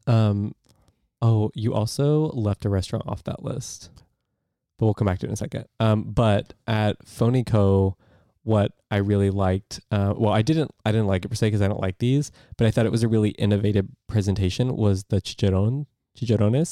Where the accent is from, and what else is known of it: United States